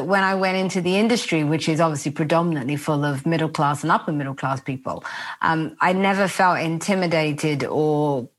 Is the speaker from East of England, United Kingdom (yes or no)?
no; London, United Kingdom; I grew up in Walthamstow and mainly East London. And I feel so lucky to have grown up in that environment where everybody was from all walks of life, different parts of the world, immigrant